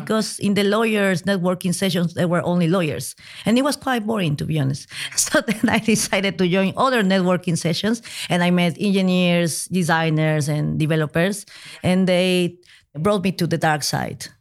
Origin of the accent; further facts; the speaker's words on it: Peru; now in Madrid, Spain; I'm originally from Peru